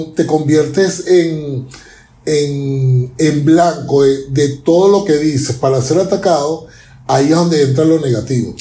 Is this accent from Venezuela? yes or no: yes; Venezuela; now in Chile; yo como venezolano